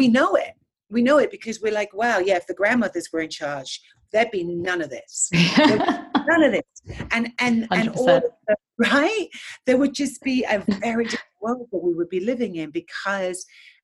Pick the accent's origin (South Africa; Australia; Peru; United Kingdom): United Kingdom; England; moved away as an adult; now in United States; I'm born and raised in England